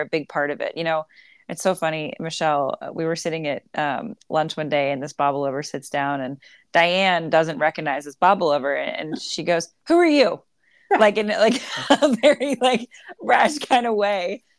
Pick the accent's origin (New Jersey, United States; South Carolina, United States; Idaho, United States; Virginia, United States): South Carolina, United States; Myrtle Beach; I grew up in Myrtle Beach and was heavily involved in Myrtle Beach